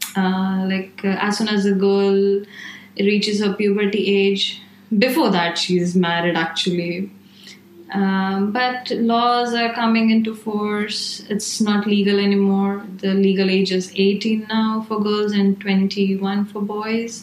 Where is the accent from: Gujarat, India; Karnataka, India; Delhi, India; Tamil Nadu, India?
Gujarat, India; moved away as an adult; also born or lived in Maharashtra; now in Milan, Italy; I come from Gujarat, like which is like central, and I stayed in Maharashtra, which is central south